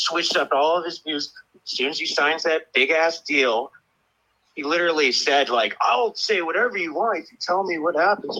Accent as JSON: {"language": "English", "town": "Monterey", "region": "California", "country": "United States", "said": "I'm from Monterey, California."}